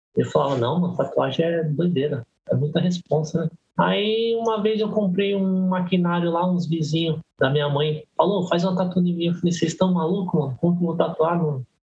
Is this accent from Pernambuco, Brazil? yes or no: no; Guarulhos, São Paulo, Brazil; also born or lived in Belenzinho, São Paulo; sou de Guarulhos há 43 anos. Nasci no Belenzinho, mas desde pequeno é, vim para Guarulhos, então sou guarulhense